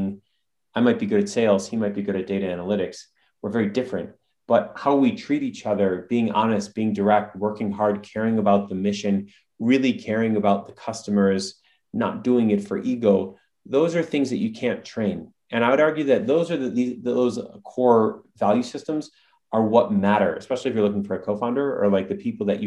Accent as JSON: {"language": "English", "region": "Midwest", "country": "United States", "said": "My brother and I, we come from the Midwest"}